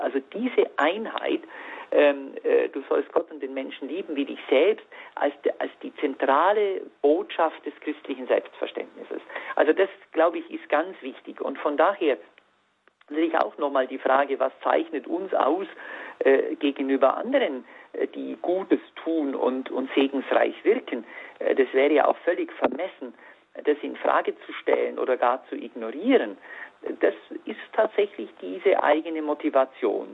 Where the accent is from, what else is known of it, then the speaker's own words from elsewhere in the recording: Allgäu, Bavaria, Germany; moved away as an adult; now in Freiburg, Germany; meine Allgäuer Heimat